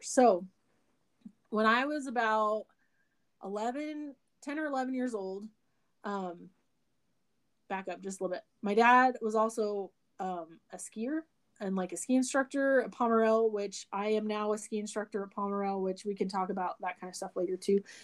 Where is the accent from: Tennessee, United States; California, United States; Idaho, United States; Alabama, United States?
Idaho, United States; Burley; I grew up in Burley, Idaho born and raised, and I still live here in Burley, Idaho.